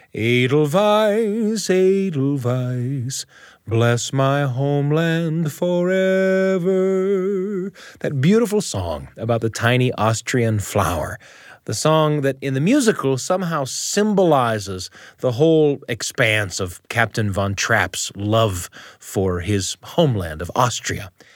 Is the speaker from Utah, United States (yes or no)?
yes; Utah, United States; My hometown is in Utah, in the United States of America.